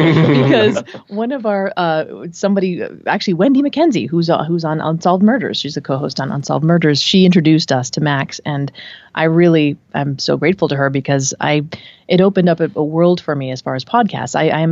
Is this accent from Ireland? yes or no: no; Colombia; born there; I myself am Hispanic. I was born in South America, but if by looking at me, you would never know, or hearing me, you would never know that.